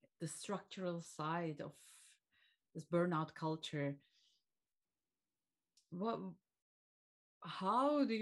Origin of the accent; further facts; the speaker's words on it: Turkey; now in Belgium; my home country, Turkey